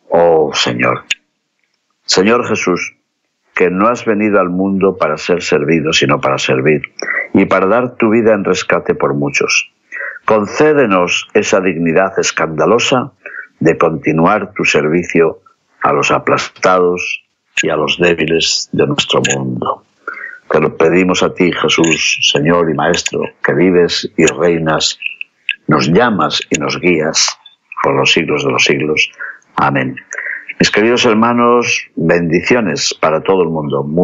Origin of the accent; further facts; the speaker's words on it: León, Castile and León, Spain; por nuestra España, que tiene por patrón a Santiago, que pidamos por todos los peregrinos que pasan por mi ciudad natal de León, camino de Santiago.